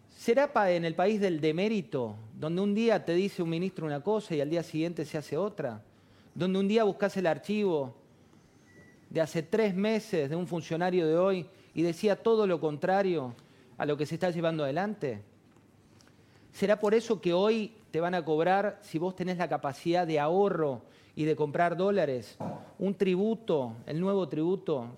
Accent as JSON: {"language": "Spanish", "country": "Argentina", "said": "somos los mismos argentinos los que vamos a seguir viviendo"}